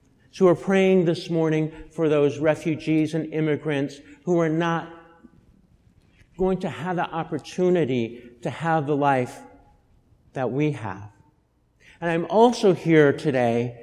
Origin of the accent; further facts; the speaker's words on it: Boulder, Colorado, United States; I was born in Boulder, Colorado, in the year of our Lord, 1959